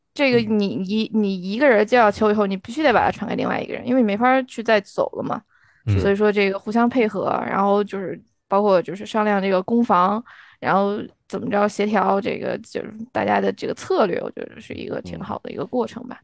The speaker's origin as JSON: {"language": "Chinese", "country": "China", "moved": "yes", "said": "我从来在国内都没打过乒乓球儿"}